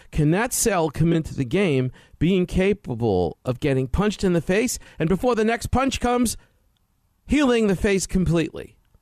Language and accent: English; New York City, New York, United States; growing up in Brooklyn, New York as a kid